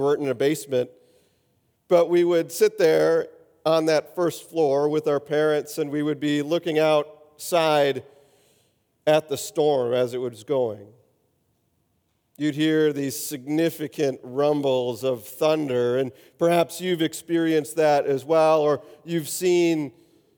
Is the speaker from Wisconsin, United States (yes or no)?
yes; Wisconsin, United States; Growing up in Wisconsin